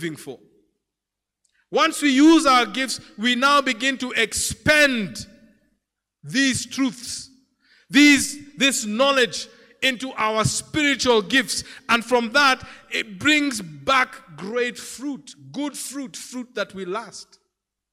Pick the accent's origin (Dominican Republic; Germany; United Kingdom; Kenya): Kenya; Lake region; I come from the Lake region